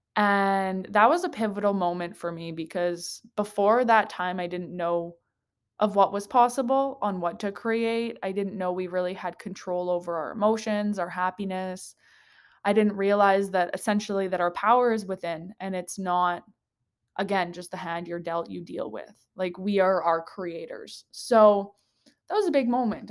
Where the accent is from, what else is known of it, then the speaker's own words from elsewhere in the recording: Slave Lake, Alberta, Canada; moved away as an adult; also born or lived in Edmonton; Slave Lake is my hometown, grew up there